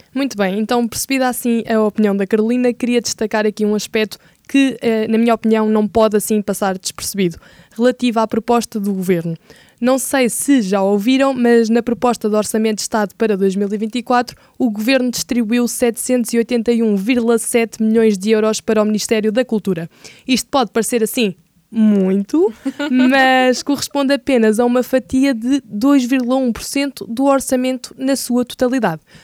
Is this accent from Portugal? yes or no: yes; Portugal; nós enquanto portugueses